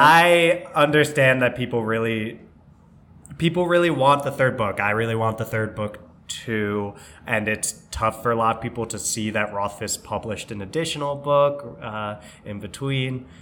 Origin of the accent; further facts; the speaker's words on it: New York, United States; we're from New York